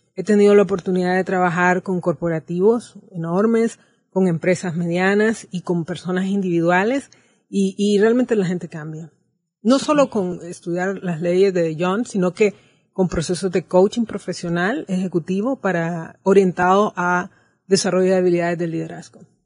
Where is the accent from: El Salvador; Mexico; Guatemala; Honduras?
Honduras